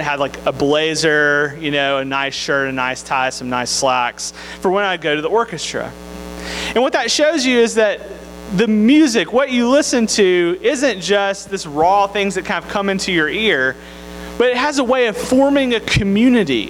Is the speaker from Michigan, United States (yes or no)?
no; Tupelo, Mississippi, United States; I'm from Mississippi